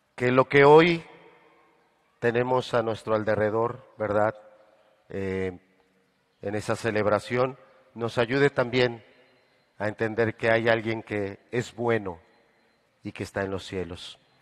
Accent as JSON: {"language": "Spanish", "country": "Mexico", "said": "nosotros los mexicanos"}